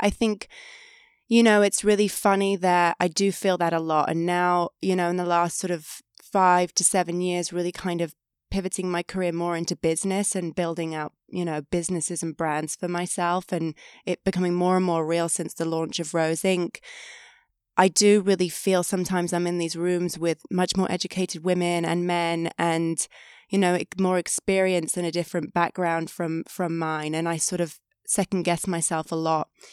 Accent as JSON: {"language": "English", "area": "five hours from London", "region": "England", "country": "United Kingdom", "tie": "born or raised there", "moved": "as an adult", "said": "growing up, I was five hours from London"}